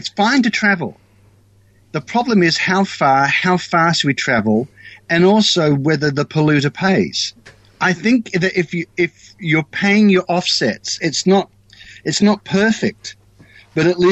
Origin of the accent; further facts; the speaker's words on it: Australia; moved away as an adult; now in New Zealand; I'm actually Australian